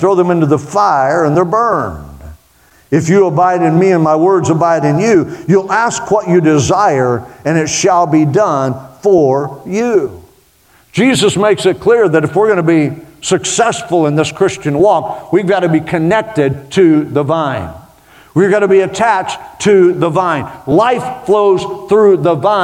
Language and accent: English; Oklahoma, United States; it's just the Okie in me